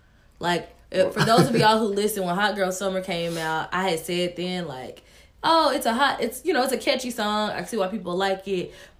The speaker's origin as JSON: {"language": "English", "region": "Tennessee", "country": "United States", "said": "And I'm from Tennessee."}